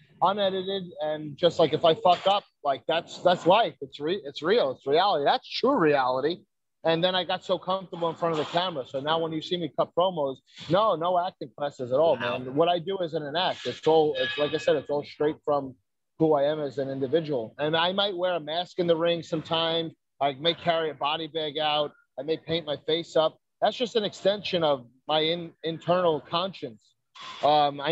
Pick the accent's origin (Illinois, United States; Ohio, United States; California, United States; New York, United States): New York, United States; New York City; moved away as an adult; also born or lived in Dyker Heights, Brooklyn / Staten Island; now in Florida, United States; Brooklyn, I'm originally from Bensonhurst, 18th Avenue and 72nd, between 18th and 19th. And then, you know, I moved around. I did Dyker Heights most recently before I moved here to Florida